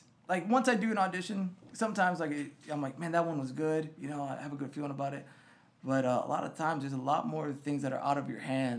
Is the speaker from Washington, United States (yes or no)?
no; Swanton, Ohio, United States; moved away; also born or lived in San Marcos, Texas; the town I grew up in outside of Toledo was called Swanton. Very farm town, man.